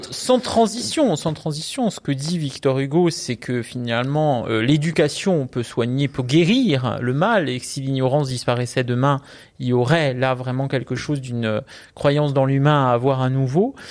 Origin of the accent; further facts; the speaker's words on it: Corsica, France; je suis corse